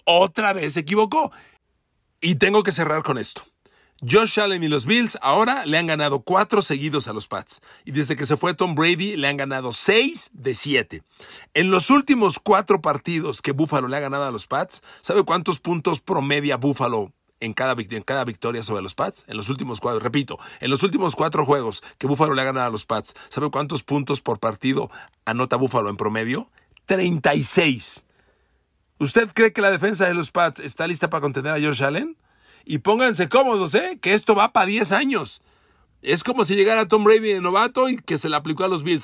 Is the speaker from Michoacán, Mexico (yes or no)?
no; Mexico City, Mexico; also born or lived in Ecatepec, State of Mexico; Cuando yo iba a la secundaria, a la secundaria ciento treinta y cinco, en la colonia Linda Vista, del norte de la Ciudad de México, muy cerca de la salida ya al Estado de México, yo cre-, vivía en Ecatepec